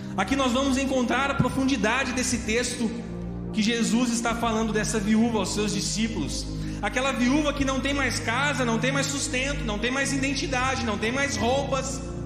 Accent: Piracicaba, São Paulo, Brazil; moved away as an adult; also born or lived in Avaré; quando eu saí de Piracicaba

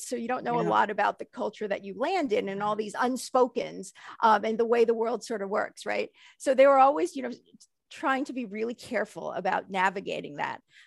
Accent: United States; moving over here and having children here in America

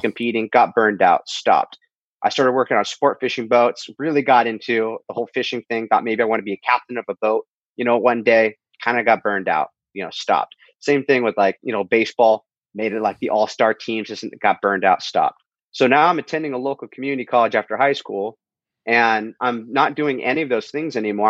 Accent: Huntington Beach, California, United States; my hometown, Huntington Beach, California

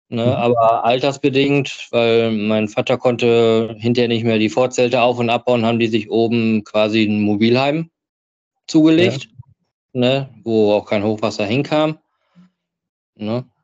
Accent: Hattingen, North Rhine-Westphalia, Germany; ursprünglich komme ich aus Hattingen. Hattingen ist ja. Hattingen ist äh, Grenze Bochum.

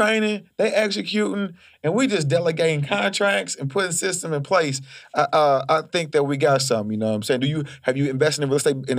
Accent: Panama; I mean, I come from a third world country. Yeah. I come from Panama, but Panama got American prices.

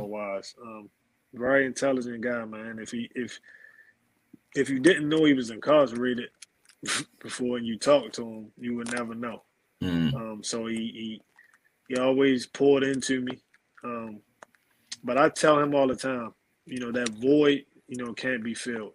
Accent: Baltimore, Maryland, United States; also born or lived in Germany; growing up in East Baltimore was kind of tough

